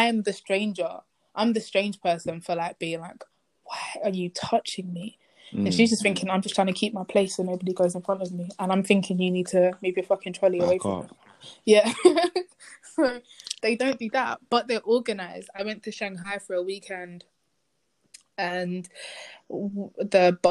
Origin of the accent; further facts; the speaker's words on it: United Kingdom; moved away as an adult; now in China; I like being British